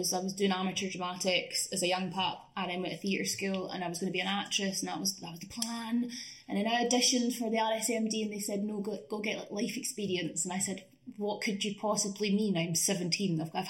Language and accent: English; Scotland, United Kingdom; moved away as an adult; now in London, United Kingdom; I'm Scottish